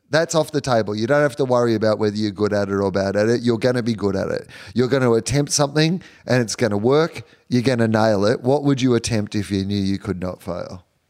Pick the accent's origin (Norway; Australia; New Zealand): Australia; as an Australian